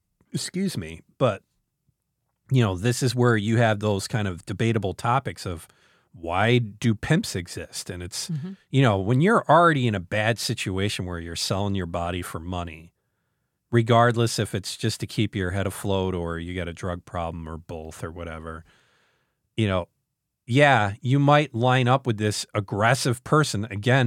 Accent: New York, United States; born there; You know, I was born obviously in northern New York

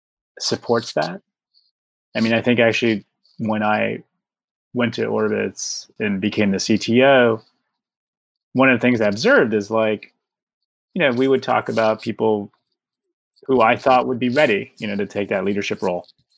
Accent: Chicago, Illinois, United States; the beauty of being a Chicagoan

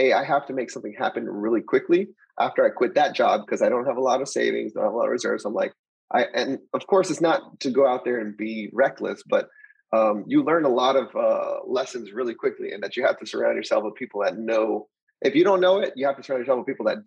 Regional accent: El Paso, Texas, United States; moved away as an adult; also born or lived in Austin, Texas / San Antonio, Texas; I'm originally from El Paso, Texas. And so basically just grew up just normal

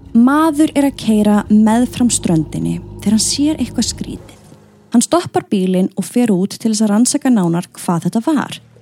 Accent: Iceland; við Íslendingar

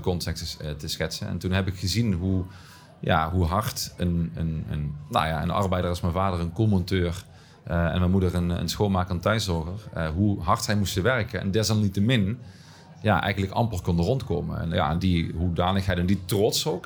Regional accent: Heerlen, Limburg, Netherlands; accent: Limburgish; In de buurt waar ik ben opgegroeid, ik woon één buurt verder nu, nog steeds achter het spoor.

